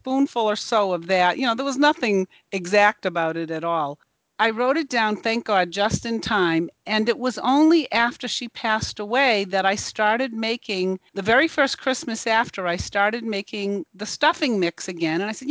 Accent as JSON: {"language": "English", "region": "central Massachusetts", "country": "United States", "tie": "born or raised there", "said": "I grew up in central Massachusetts, which is where I live now"}